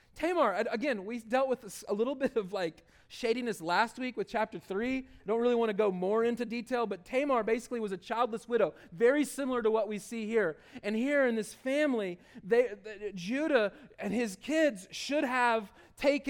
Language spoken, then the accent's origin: English; the South, United States; accent: southern; my southern accent